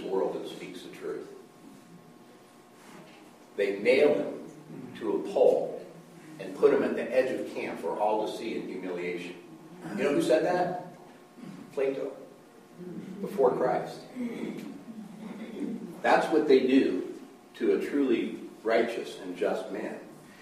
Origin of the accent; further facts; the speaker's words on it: United States; I'm a American, and part of American is that we believe in egalitarianism